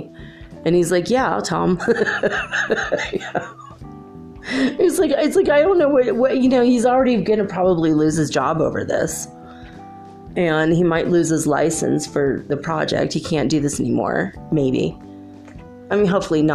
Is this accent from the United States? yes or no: yes; United States; I'm an American